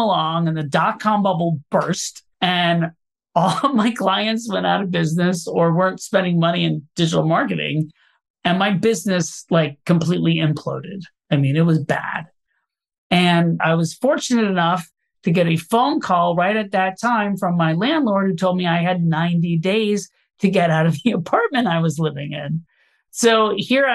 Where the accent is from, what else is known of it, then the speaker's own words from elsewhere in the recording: Orlando, Florida, United States; moved away as an adult; now in New York, United States; I grew up in Orlando, Florida, and I moved to New York to pursue a career in theater